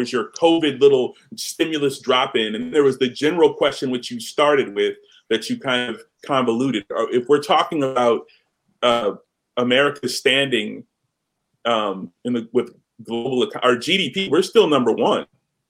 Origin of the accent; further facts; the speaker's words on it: United States; No. I'm an American